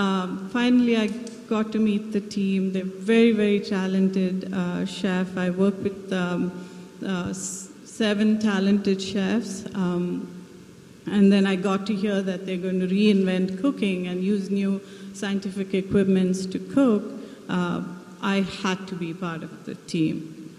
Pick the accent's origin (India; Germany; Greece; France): India; South India; English is a second language; moved away as an adult; now in United States; Yes, I'm from India, southern India. I come from a plantation background. We grow coffee and got married, moved to the U.S. Here I am.